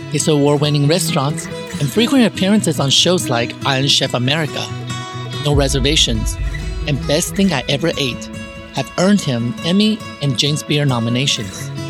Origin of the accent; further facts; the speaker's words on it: Taiwan; English is a second language; moved away; I'm from Taiwan